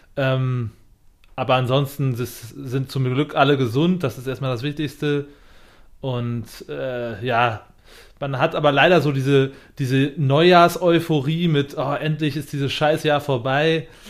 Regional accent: Germany; als Deutscher

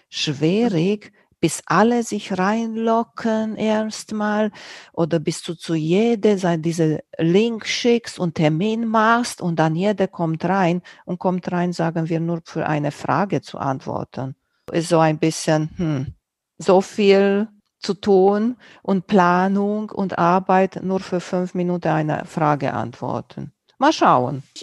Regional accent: Romania; first language Romanian; German is a second language; Auch nicht in meiner Muttersprache, in Rumänisch.

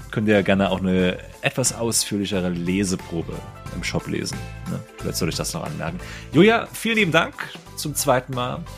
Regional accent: Saarland, Germany; Bei uns im Saarland sagt man, wir haben uns gegenseitig die Eier gekrault.

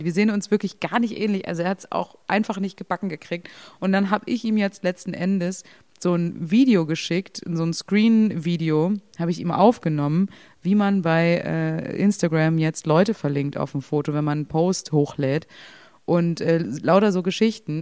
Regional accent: Berlin, Germany; ich bin ja auch nicht im Osten aufgewachsen

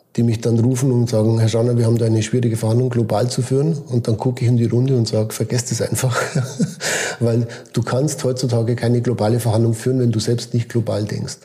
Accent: Switzerland

